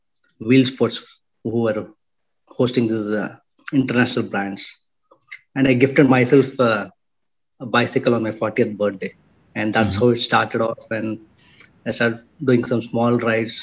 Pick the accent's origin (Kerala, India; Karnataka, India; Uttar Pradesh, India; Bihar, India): Karnataka, India; Bangalore; I'm born and brought up in Bangalore